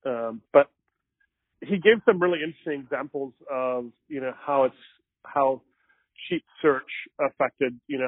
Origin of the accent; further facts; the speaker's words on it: Mesa, Arizona, United States; I grew up in Mesa